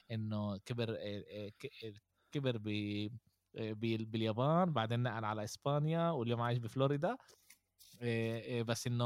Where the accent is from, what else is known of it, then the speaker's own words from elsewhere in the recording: Spain; انا عشر سنين كبرت باسبانيا ولعبت هناك اغلب الوقت